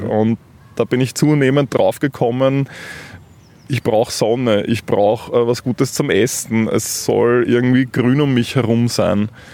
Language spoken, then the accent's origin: German; Vienna, Austria; ich bin in Wien aufgewachsen